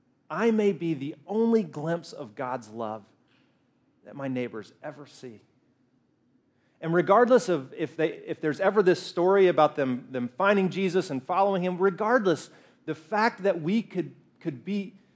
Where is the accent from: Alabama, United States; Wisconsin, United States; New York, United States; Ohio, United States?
Alabama, United States; No, I grew up in Alabama. Alabama? Yeah, I grew up in Alabama, where we fry everything. Everybody's a redneck. Like, I disguise my voice so you can't tell, but I am a redneck, too.